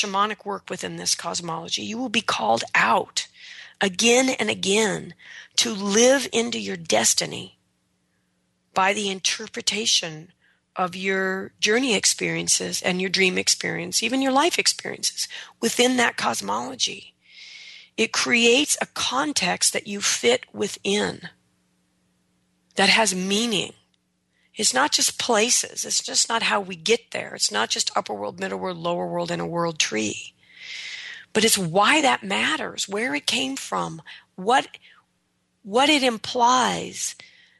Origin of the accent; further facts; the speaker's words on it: United States; I'm an American